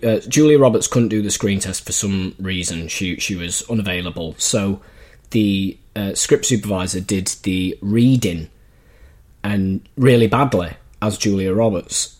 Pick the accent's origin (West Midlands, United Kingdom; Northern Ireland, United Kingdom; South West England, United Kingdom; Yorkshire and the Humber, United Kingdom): Yorkshire and the Humber, United Kingdom; Leeds; moved away; I went over to Leeds, my hometown